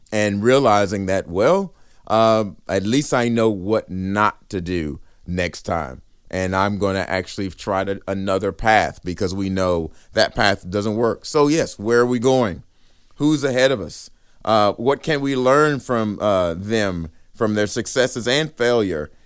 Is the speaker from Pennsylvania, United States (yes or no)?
no; Riesel, Texas, United States; I'm from Riesel, Texas